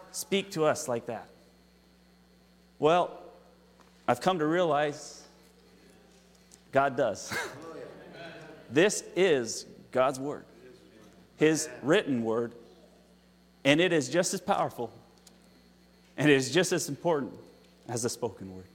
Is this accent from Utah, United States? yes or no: yes; Utah, United States; moved away; That's where I'm from, in Utah.